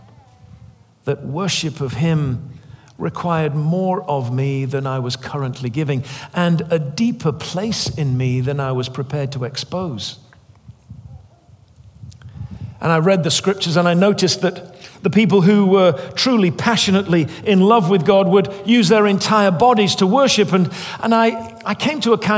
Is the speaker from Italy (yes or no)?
no; England, United Kingdom; I was raised as an Englishman